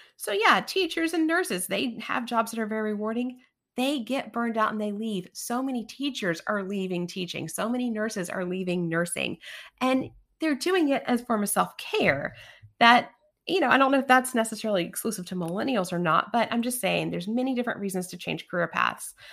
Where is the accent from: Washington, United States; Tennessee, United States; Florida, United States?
Tennessee, United States; East; I grew up in East Tennessee